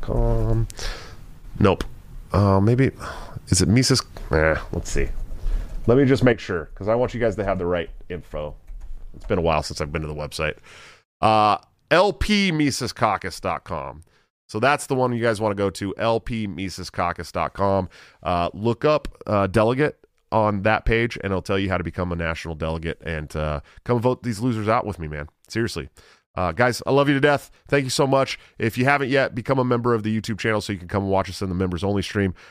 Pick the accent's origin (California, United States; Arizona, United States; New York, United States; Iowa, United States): Iowa, United States; my home state, Iowa